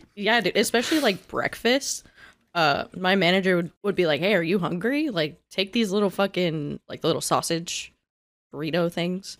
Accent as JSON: {"language": "English", "area": "the South", "region": "Florida", "country": "United States", "said": "I'm from the South."}